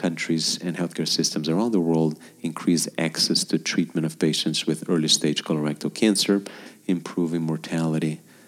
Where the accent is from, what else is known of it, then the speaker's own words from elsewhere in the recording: Brazil; I'm going to use Brazil as my home country